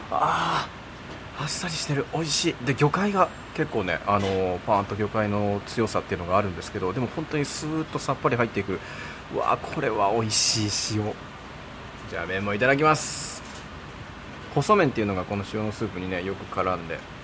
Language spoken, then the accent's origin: Japanese; Kansai, Japan; 僕その地元関西っていうのもあって